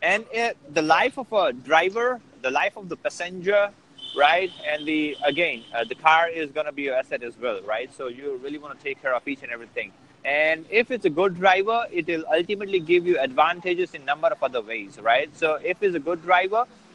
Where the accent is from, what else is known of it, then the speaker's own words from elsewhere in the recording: India; I'm from India